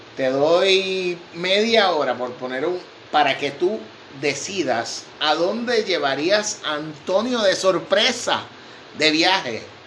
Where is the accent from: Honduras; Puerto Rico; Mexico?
Puerto Rico; Vega Baja; En mi pueblo, en Vega Baja, se caza paloma.